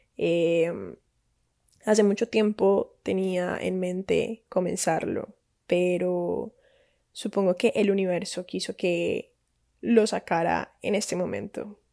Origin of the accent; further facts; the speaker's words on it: Cali, Valle del Cauca, Colombia; Soy colombiana de Cali, Santiago de Cali, no Cali, California